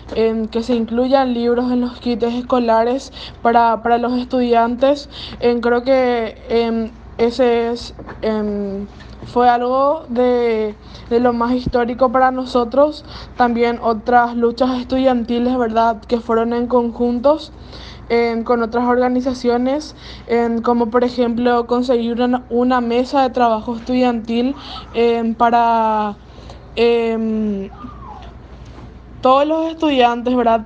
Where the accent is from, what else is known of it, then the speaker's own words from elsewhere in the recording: Villarrica, Guairá, Paraguay; soy del el interior de Paraguay, en un departamento llamado Guairá de la ciudad de Villarrica.